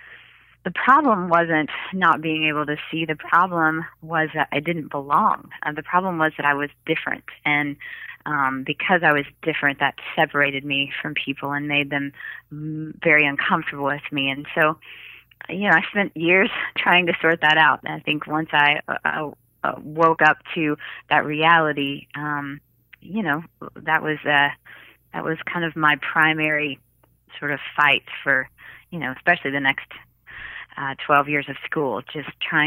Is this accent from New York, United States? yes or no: no; Jackson, Mississippi, United States; I grew up in Jackson, Mississippi